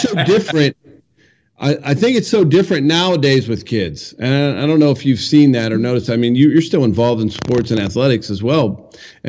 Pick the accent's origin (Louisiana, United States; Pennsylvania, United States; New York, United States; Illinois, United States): Pennsylvania, United States; We had the fire whistle in our small town when I grew up in Pennsylvania